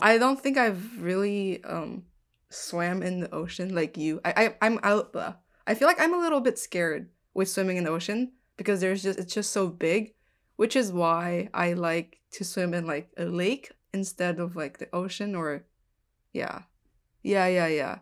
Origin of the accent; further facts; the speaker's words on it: southern Taiwan, Taiwan; moved away; I grew up in Taiwan, like in the south part of Taiwan